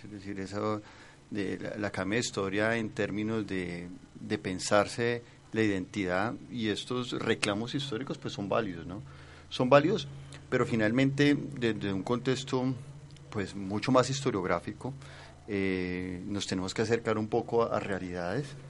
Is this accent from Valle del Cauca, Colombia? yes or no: yes; Cali, Valle del Cauca, Colombia; Y son representaciones que nos fortalecen como caleño